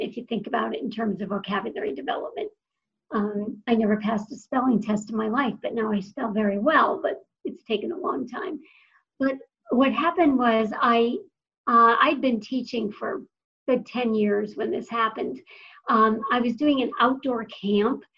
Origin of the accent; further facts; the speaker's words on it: Western Massachusetts, United States; I was raised in Western Massachusetts